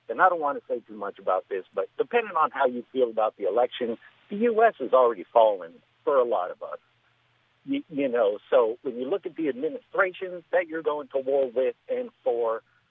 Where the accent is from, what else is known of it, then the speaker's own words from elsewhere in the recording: Southern California, United States; I'm from Southern California. I'm Mexican.